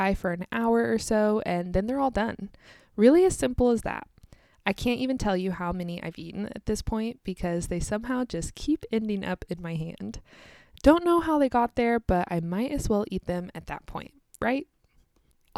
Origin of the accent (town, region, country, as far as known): United States; also born or lived in Kansas